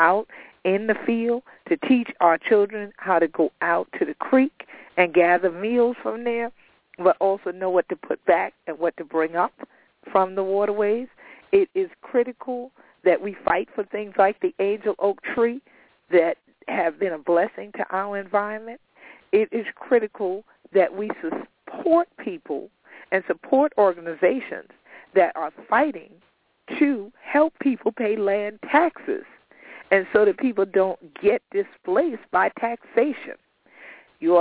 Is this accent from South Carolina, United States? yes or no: yes; St. Helena Island, South Carolina, United States; I grew up here on St. Helens Island